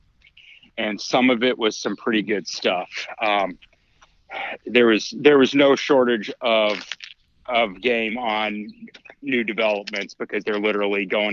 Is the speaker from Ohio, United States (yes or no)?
yes; Northwest Ohio, United States; I grew up in Northwest Ohio, in a family that did very little fishing and no hunting